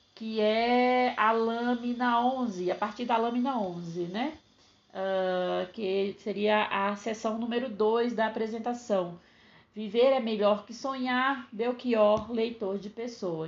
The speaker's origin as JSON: {"language": "Portuguese", "region": "Northeast Region", "country": "Brazil", "said": "Eu, que sou nordestina"}